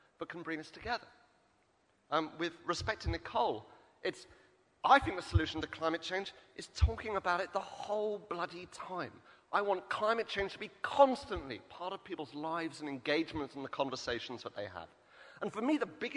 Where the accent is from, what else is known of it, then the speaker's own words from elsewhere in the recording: Wales, United Kingdom; I come from Wales, the land of Heriaeth and Bodlon.